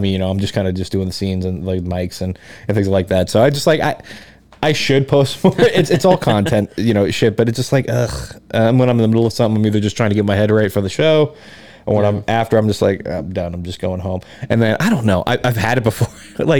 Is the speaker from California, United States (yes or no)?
no; Atlanta, Georgia, United States; born there; also born or lived in Louisiana / New Orleans / Baton Rouge; I was born in Atlanta